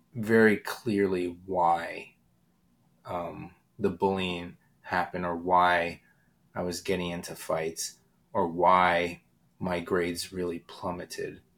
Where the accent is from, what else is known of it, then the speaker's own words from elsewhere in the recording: Pottsville, Pennsylvania, United States; moved away as an adult; I moved back to my hometown uh, of Pottsville in seventh grade